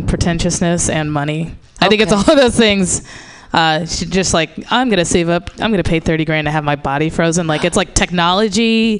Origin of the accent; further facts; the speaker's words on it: Missouri, United States; I'm from Missouri and like we don't always care about like recycling and like climate change. Like there's still, you know, I'm from the area of the country where there's like coal people, coal miners